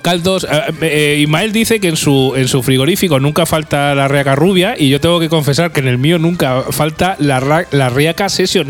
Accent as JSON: {"language": "Spanish", "town": "Guadalajara", "region": "Castilla-La Mancha", "country": "Spain", "moved": "yes", "lives_now": "Albacete, Spain", "said": "yo aparte soy de Guadalajara, hombre, que soy de allí de la tierra"}